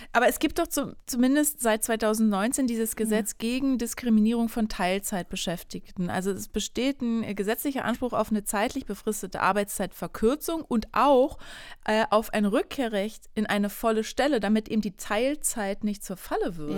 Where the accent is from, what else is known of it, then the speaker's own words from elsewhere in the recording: Berlin, Germany; ich bin ja leider gebürtige Berlinerin